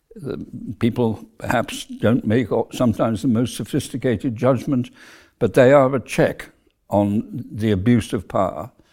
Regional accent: South Wales, United Kingdom; moved away; I came from South Wales, where we were a relatively prosperous middle class family

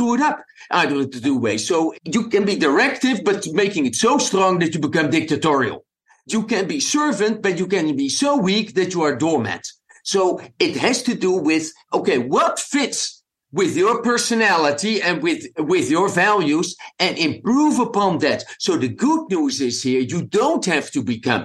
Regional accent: Amsterdam, North Holland, Netherlands; English is a second language; moved away as an adult; also born or lived in Belgium / South Africa; now in United States; As you can hear from my accent, I wasn't born in an English-speaking country. I was born in the Netherlands, in Amsterdam

